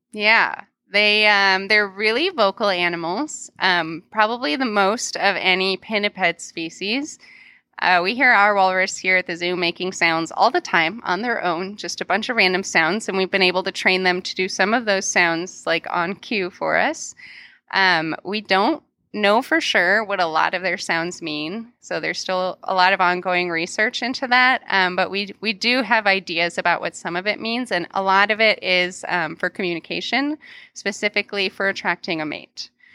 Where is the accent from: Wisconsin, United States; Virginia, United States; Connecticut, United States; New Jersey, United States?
Wisconsin, United States; Milwaukee; moved away; the Milwaukee County Zoo, uh, which is my hometown.